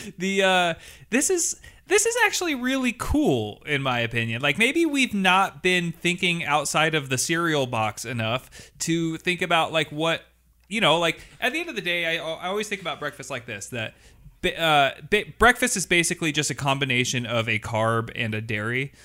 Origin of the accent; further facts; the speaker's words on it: Washington, United States; I am from Washington State